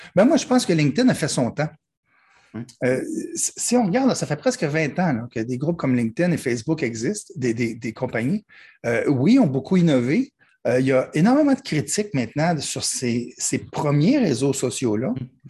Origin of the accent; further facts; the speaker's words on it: Quebec, Canada; je suis québécois et puis les gens pensent qu'on parle le même langage, mais non, pas du tout